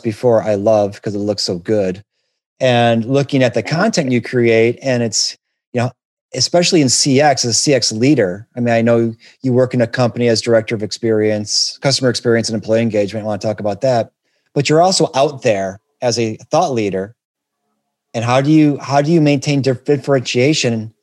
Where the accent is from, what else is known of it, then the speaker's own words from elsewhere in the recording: Detroit, Michigan, United States; I'm from Detroit